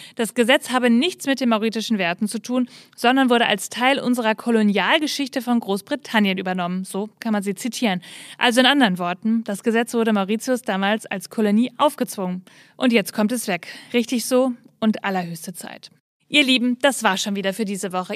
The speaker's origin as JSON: {"language": "German", "region": "North Rhine-Westphalia", "country": "Germany", "said": "Für mich als Ostwestfälin"}